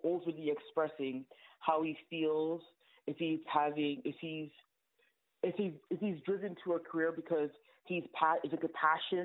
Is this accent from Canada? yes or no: yes; Canada; I'm Canadian